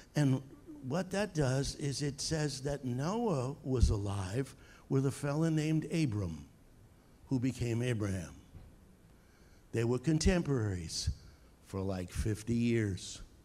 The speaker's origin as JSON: {"language": "English", "area": "Long Island", "region": "New York", "country": "United States", "also_born_or_lived": "south of Boston, Massachusetts", "moved": "as an adult", "said": "As you can probably tell by my accent, I'm from Long Island, New York"}